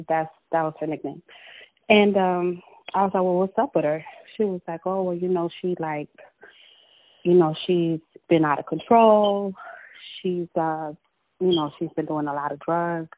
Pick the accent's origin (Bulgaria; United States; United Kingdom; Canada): United States; Los Angeles, California; I was born and raised in South Central